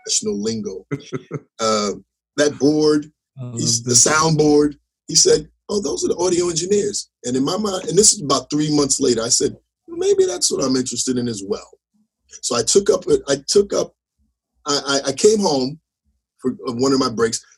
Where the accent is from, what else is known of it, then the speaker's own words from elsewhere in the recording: Teaneck, New Jersey, United States; I was from Jersey